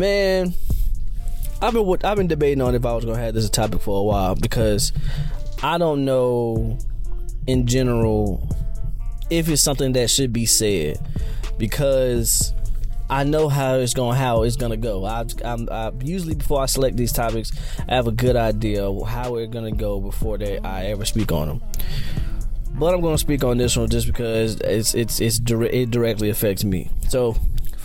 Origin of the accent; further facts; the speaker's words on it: North Carolina, United States; my hometown in North Carolina